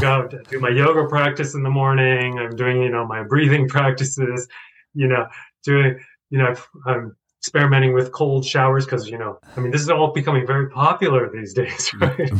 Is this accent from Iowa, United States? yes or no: no; Boulder, Colorado, United States; also born or lived in Chandigarh, India; growing up in Boulder